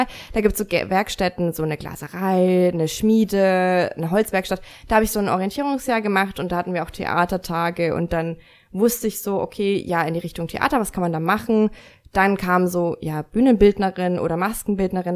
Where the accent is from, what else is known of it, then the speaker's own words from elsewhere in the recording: Lower Bavaria, Germany; also born or lived in Munich; now in Nuremberg, Germany; Ich komme aus Minga und äh, ich äh, bin am Land groß geworden, deswegen, also in Niederbayern